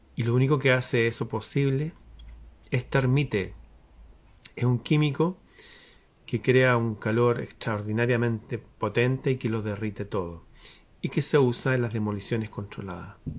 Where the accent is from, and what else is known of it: Chile